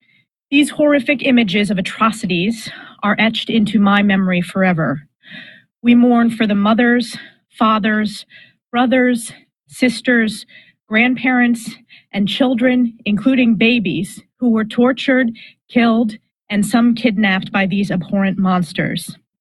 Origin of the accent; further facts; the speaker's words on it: New York, United States; my home state of New York